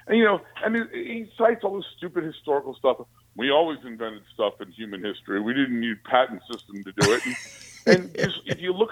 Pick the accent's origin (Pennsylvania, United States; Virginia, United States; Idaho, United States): Virginia, United States; Alexandria; I was born in Alexandria, Virginia. So, you know, I grew up watching UVA basketball